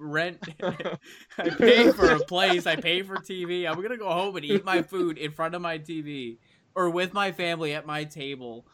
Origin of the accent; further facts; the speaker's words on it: Buffalo, New York, United States; moved away; I'm from Buffalo